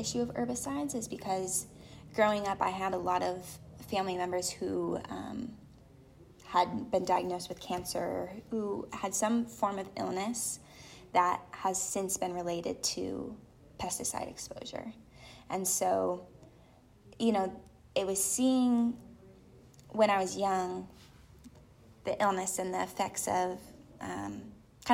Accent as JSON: {"language": "English", "region": "Illinois", "country": "United States", "tie": "born or raised there", "moved": "yes", "said": "I grew up in Illinois knowing, you know, monoculture, knowing crop duster plains"}